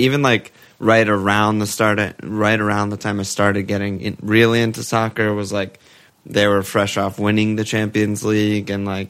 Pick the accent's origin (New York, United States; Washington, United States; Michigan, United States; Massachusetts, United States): New York, United States; accent: American; we're both from New York.